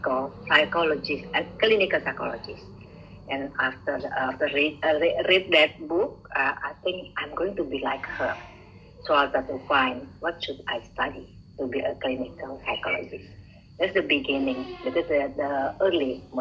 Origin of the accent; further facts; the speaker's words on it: Bandung, West Java, Indonesia; English is a second language; moved away as an adult; now in Surabaya, Indonesia; I'm from Bandung, and I work in Surabaya after my graduation as a psychologist